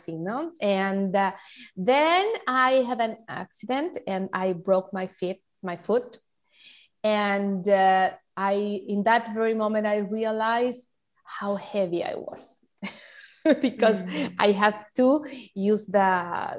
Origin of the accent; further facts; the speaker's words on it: Mexico; English is a second language; I'm from Mexico. I live in Cancun.